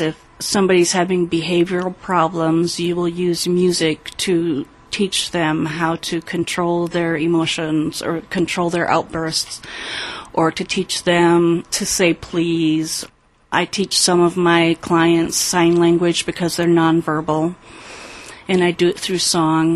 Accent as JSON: {"language": "English", "region": "South Dakota", "country": "United States", "tie": "born or raised there", "moved": "yes", "said": "I was born in South Dakota, and I was baptized Methodist. And then my parents moved"}